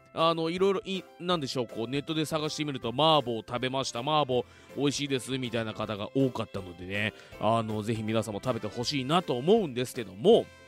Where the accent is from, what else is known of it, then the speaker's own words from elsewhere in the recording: Fuji, Shizuoka, Japan; 生まれも育ちも富士市